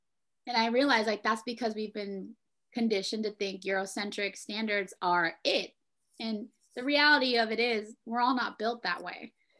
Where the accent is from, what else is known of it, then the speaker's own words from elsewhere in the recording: Philippines; being a Filipino, like raised in a cat, like we ate a lot of pork, yeah.